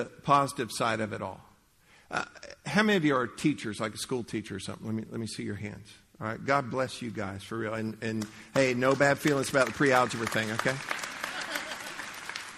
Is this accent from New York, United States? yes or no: no; Leesburg, Florida, United States; I grew up in Leesburg